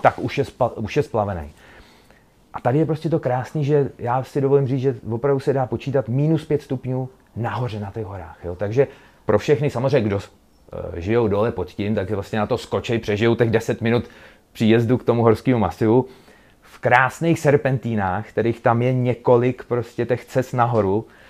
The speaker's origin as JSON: {"language": "Czech", "town": "Bílina", "region": "Ústí nad Labem Region", "country": "Czechia", "lives_now": "Most, Czech Republic", "said": "jsem z Bíliny, původně z Bíliny, teď žiju v Mostě"}